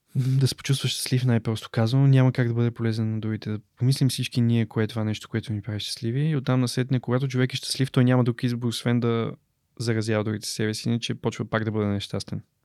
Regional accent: Bulgaria; съм българин

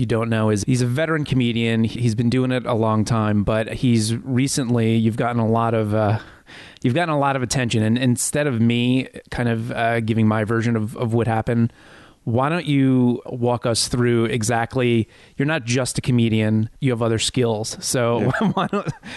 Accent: near Hackensack, New Jersey, United States; I grew up 3 miles from where you grew up

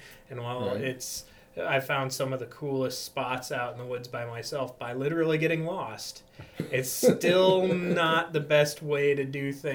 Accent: Backus, Minnesota, United States; I'm a local boy. I was born and raised in the Bacchus area

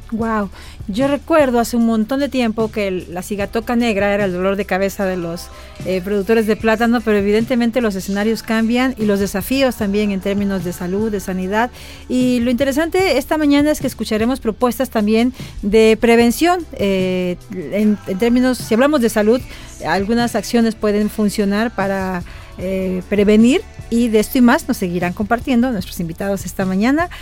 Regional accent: Santa Clara, Villa Clara, Cuba; moved away as an adult; now in Mexico; soy de Santa Clara, Villa Clara

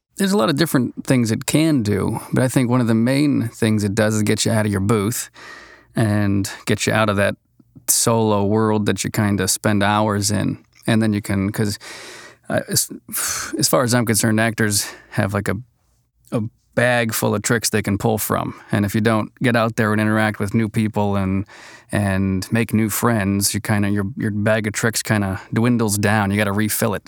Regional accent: Boston, Massachusetts, United States; moved away as an adult; now in Los Angeles, United States; originally from New England area, Boston, and flew out here, oh, a little over ten years ago

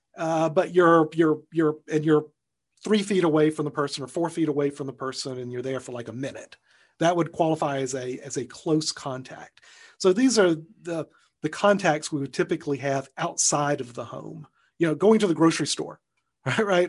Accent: Alabama, United States; my home state of Alabama

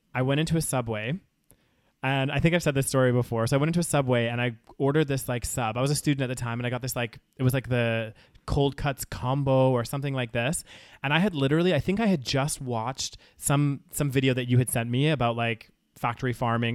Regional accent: Calgary, Alberta, Canada; moved away as an adult; now in United Kingdom; growing up in Calgary

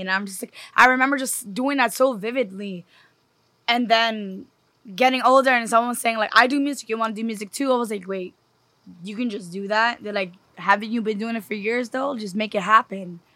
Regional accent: New York City, New York, United States; I'm from New York. I'm a city girl.

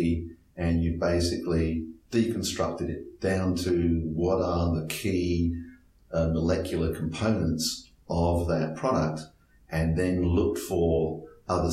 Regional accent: Australia; I'm Australian food futurist

